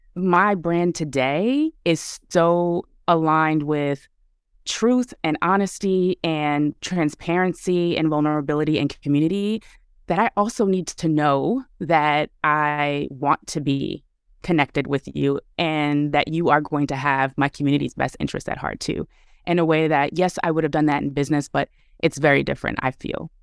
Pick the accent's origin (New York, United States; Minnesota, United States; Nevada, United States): New York, United States; New York City; moved away as an adult; I was born and raised in Brooklyn